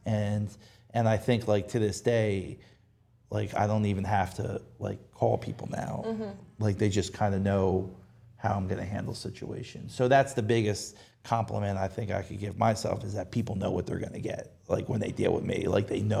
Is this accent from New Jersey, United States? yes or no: yes; New Jersey, United States; moved away as an adult; also born or lived in Rehoboth, Delaware; now in Dewey Beach, United States; I'm from New Jersey